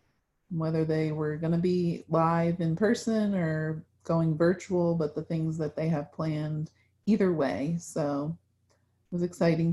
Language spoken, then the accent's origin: English; New Jersey, United States; also born or lived in Massachusetts; So I was born in New Jersey and North Jersey, and then we moved to South Jersey. And then we moved to Massachusetts for 3 years. And then we moved back to South Jersey. And that's where I finished high school, was in South Jersey.